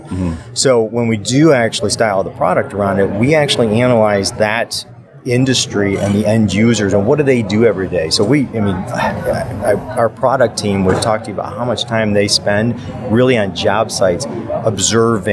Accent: Michigan, United States; I'm from Michigan

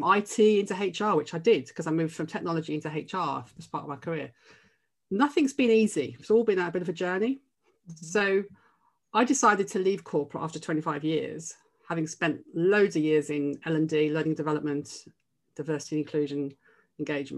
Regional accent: Birmingham, West Midlands, United Kingdom; So I'm a Brummie. I come from Birmingham, from a very, very underprivileged background.

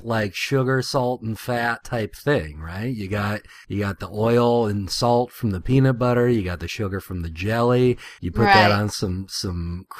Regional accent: Ohio, United States; I'm from Ohio, the birthplace of Wendy's.

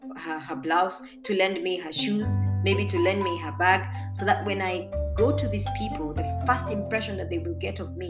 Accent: Embu, Embu County, Kenya; I come from Embu and I am proud.

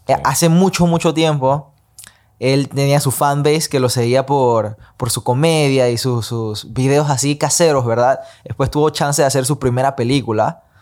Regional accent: Panama; moved away as an adult; also born or lived in Los Angeles; nací y crecí en Panamá. Pasé 18, 19 años de mi vida acá antes de mover toda mi vida a Los Ángeles

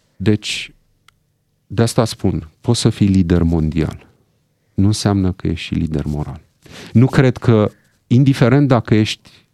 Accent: Romania; noi românii

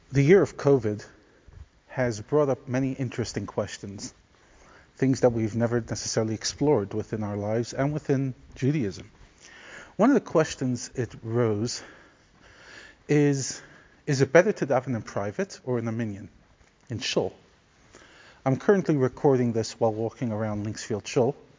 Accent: New York City, New York, United States; growing up in Crown Heights

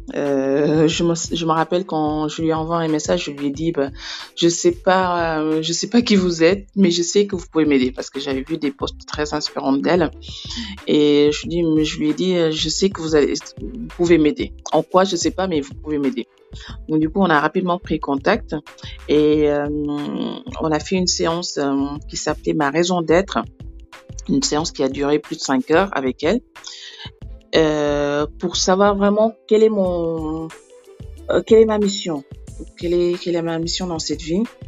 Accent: Senegal; moved away as an adult; now in Libreville, Gabon; je suis sénégalaise

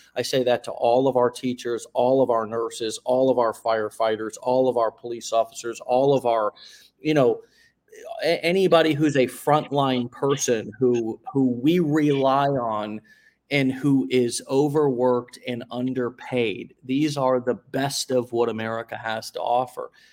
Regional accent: St. Petersburg, Florida, United States; in my hometown

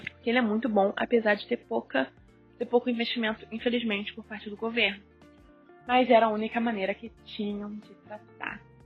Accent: Rio de Janeiro, Brazil; sou carioca

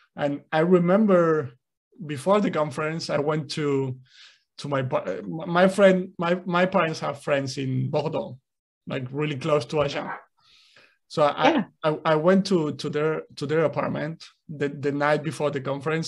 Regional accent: Spain; first language Spanish; English is a second language; I grew up in Spain, so I was exposed to Spanish

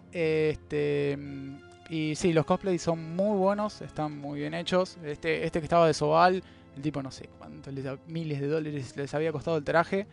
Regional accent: Argentina; somos de, Argentina

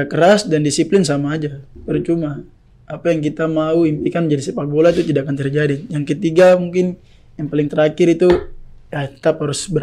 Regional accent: Jayapura, Papua, Indonesia; Saya dari Jayapura, main Jayapura, banyak saudara saya

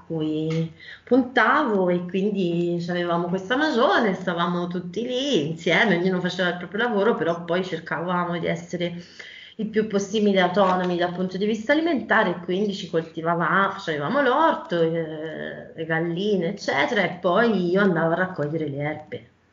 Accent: Val d'Orcia, Tuscany, Italy; per motivi personali sono tornata nella mia terra, un Val d'Orcia

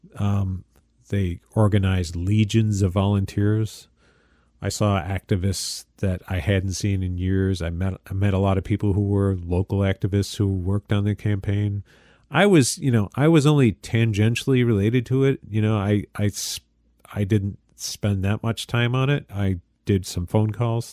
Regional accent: Michael Arcuri's congressional district, New York, United States; Michael Arcuri's first campaign for, for the congressional seat in my hometown here

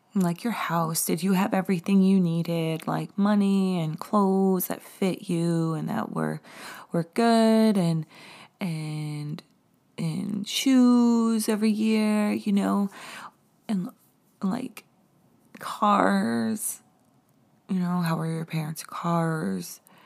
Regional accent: the Hamptons, New York, United States; I grew up in the Hamptons.

